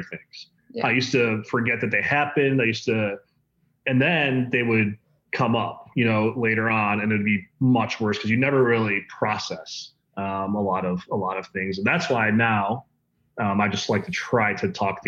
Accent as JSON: {"language": "English", "region": "Midwest", "country": "United States", "also_born_or_lived": "Denver", "lives_now": "Chicago, United States", "said": "my friend group that I grew up with. We're both like from the Midwest"}